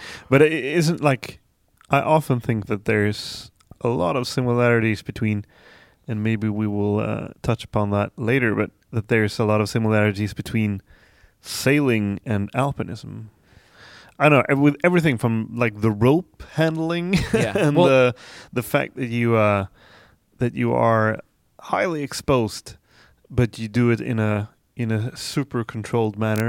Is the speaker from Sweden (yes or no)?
yes; Dalarna County, Sweden; English is a second language; Well, I come from the Swedish countryside, and it's really puts us like in the middle of Sweden, more or less, like southern part, kind of.